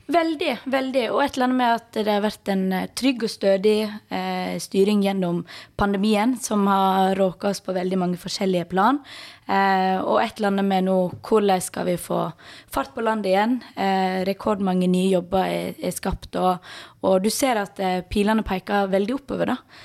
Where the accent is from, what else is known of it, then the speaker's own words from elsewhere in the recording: Balestrand, Vestland, Norway; now in Bergen, Norway; Kommer fra Balestrand, bor i Bergen.